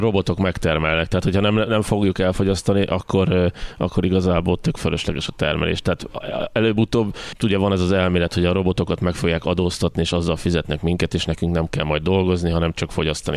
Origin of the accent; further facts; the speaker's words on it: Hungary; magyarként hogyan élünk egymással